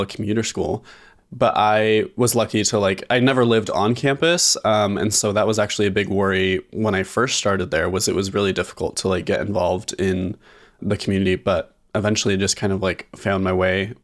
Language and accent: English; Southern Idaho, United States; moved away as an adult; now in Boise, United States; I grew up in Southern Idaho